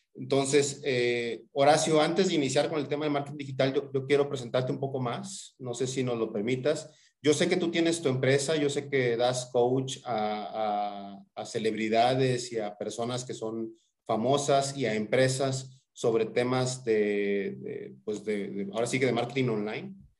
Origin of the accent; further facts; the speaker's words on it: Tampico, Tamaulipas, Mexico; somos paisanos, somos, somos de Tampico